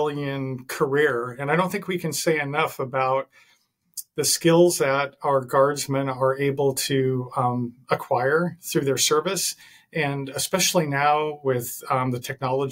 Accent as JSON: {"language": "English", "town": "Seattle", "region": "Washington", "country": "United States", "tie": "born or raised there", "also_born_or_lived": "Miami / Los Angeles", "said": "I was born and raised in Seattle"}